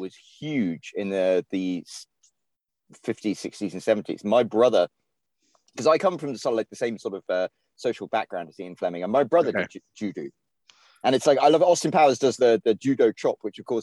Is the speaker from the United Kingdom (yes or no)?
yes; England, United Kingdom; moved away as an adult; now in United States; I'm Scottish, like by my parents being Scottish, even though I was raised in England